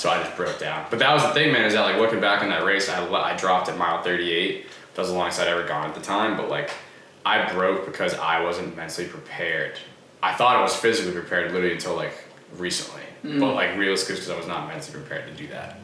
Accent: Easton, Massachusetts, United States; I'm from Easton, Massachusetts.

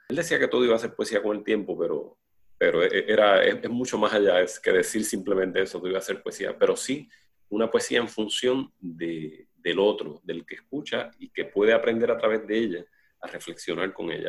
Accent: Juana Díaz, Puerto Rico; Yo nací en Collores y Luis Lloren Torres, yo soy de Collores

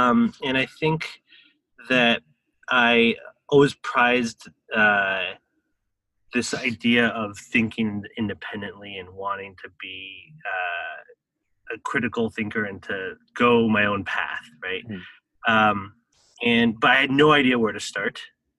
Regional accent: Taiwan; I think that experience of growing up in Taiwan, I guess I always grew up with this concept that entrepreneurs were the key drivers of economic development.

